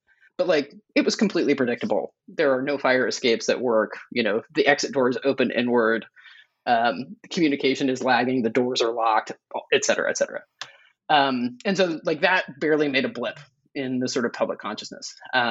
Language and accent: English; Oklahoma, United States; I grew up in Oklahoma. I never learned about the Tulsa race massacre. I took a semester of Oklahoma history.